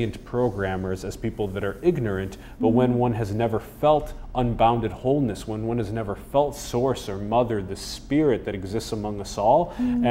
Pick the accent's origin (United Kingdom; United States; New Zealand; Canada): United States; I was born in the United States